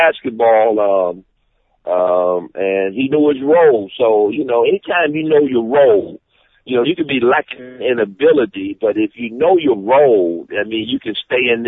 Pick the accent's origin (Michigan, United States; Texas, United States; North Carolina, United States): Michigan, United States; Detroit; Detroit, my hometown